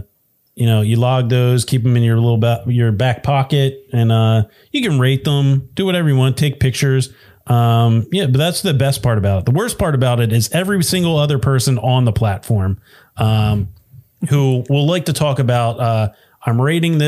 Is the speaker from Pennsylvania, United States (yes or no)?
yes; Pennsylvania, United States; we're from Pennsylvania.